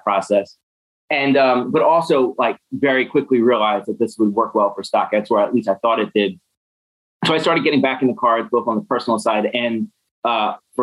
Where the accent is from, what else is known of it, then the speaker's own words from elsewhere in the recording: Philadelphia, Pennsylvania, United States; moved away as an adult; also born or lived in Detroit; I grew up in Philadelphia and I was at my parents' house in Philadelphia for Thanksgiving